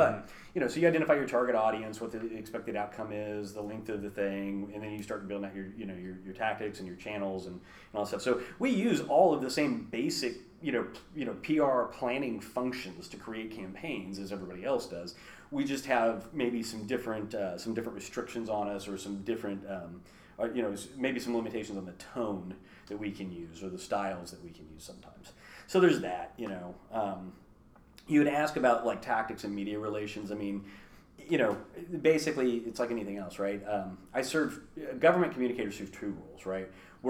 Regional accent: Kansas City, United States; born there; I was born in Kansas City, but I've lived in like 32 places in my life.

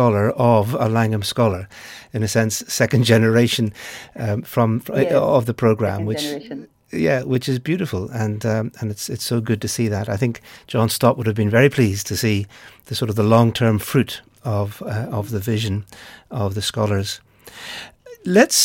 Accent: Northern Ireland, United Kingdom; my home country of Northern Ireland

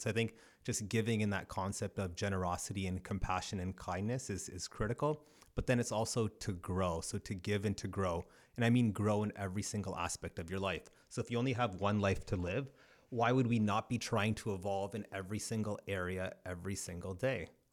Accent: Brantford, Ontario, Canada; also born or lived in Cambridge, Ontario; was born in Cambridge, but then grew up uh, between Ancaster and Brantford.

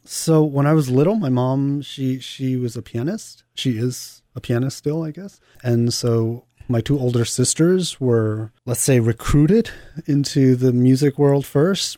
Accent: New York, United States; also born or lived in Hong Kong; I was born in Hong Kong and grew up in New York

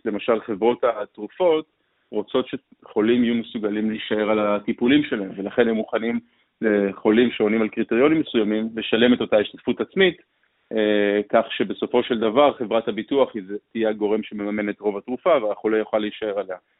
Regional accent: Israel; בתור יזמים ישראלים

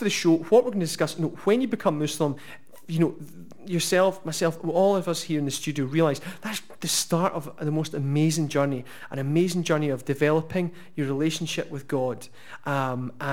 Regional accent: Oban, Scotland, United Kingdom; moved away as an adult; now in Glasgow, United Kingdom; by the time I was about 18, I moved to Glasgow from Oban

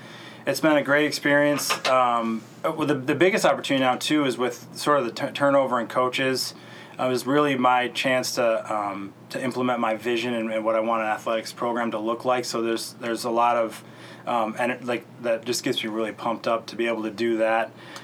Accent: Traverse City, Michigan, United States; What gravitated us back to Michigan was that we're both from Traverse City, and we both wanted to be back here.

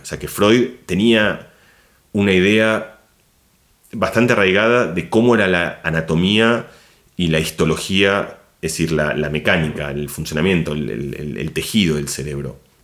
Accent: Argentina; moved away as an adult; also born or lived in Barcelona, Spain; now in Madrid, Spain; yo me siento argentino, soy profundo, es decir, ni que hablar de cómo hablo y cómo... Ese es mi lugar, digamos. Argentina es, mi, es, mi casa

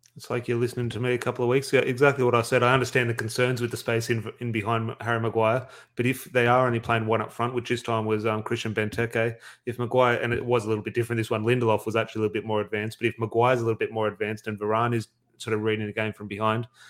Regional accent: Australia; as an Australian fan

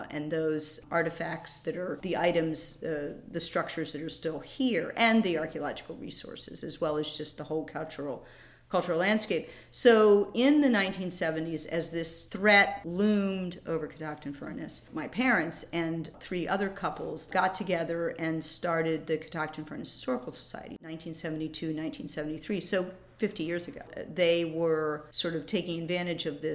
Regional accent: Frederick, Maryland, United States; moved away as an adult; now in Baltimore, United States; I'm actually from Frederick. Wasn't born here, but from the age of four, so I think that qualifies. I grew up near Kriegerstown on a farm, went to school in Thurmont

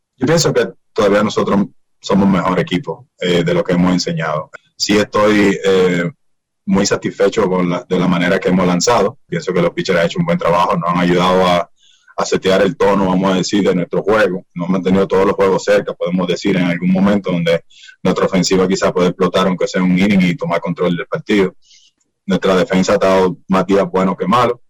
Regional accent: Dominican Republic; nosotros como dominicanos

